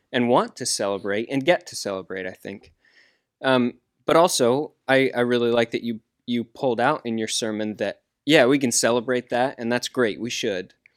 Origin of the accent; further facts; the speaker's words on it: United States; I'm American